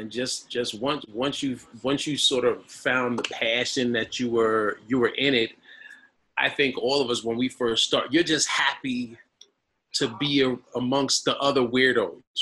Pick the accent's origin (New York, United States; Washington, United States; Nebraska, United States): New York, United States; Bronx; born there; I moved back to the Bronx, right? I told you I was born in the Bronx. I moved back to the Bronx 25 years ago today.